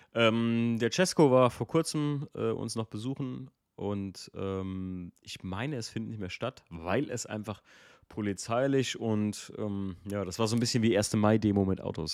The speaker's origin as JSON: {"language": "German", "region": "Eifel", "country": "Germany", "said": "wir kommen aus der Eifel"}